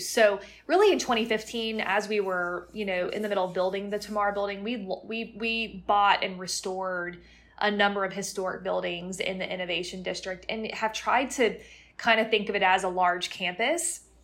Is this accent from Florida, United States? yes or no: yes; Plant City, Florida, United States; moved away; I'm from Plant City, Florida, which is actually a suburb of Tampa, and most people have never even heard of it